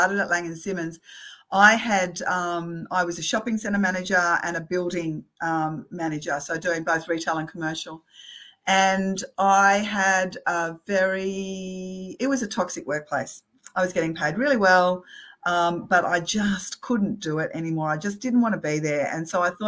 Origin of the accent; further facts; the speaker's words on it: Australia; being Australian